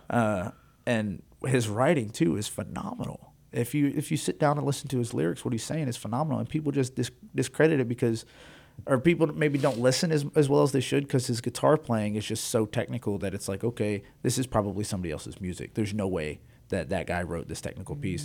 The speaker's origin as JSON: {"language": "English", "region": "Texas", "country": "United States", "tie": "born or raised there", "said": "I was raised in Texas, was raised around country music my entire life"}